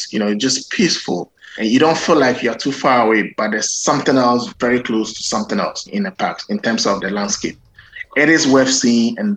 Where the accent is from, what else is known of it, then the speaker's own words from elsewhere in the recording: Egypt; I am from Egypt. The new year is also celebrated in Egypt.